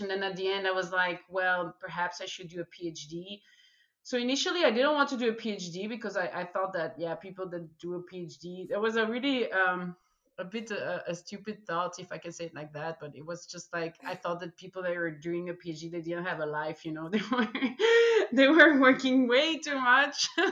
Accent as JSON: {"language": "English", "country": "Belgium", "said": "I just didn't want to leave my home country, so Belgium"}